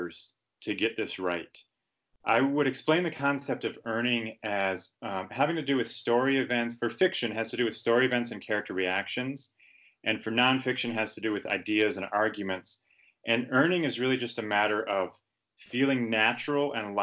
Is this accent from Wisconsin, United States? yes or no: yes; Madison, Wisconsin, United States; I hail from Madison, Wisconsin, which is a mid-sized city about 2.5 hours drive northwest of Chicago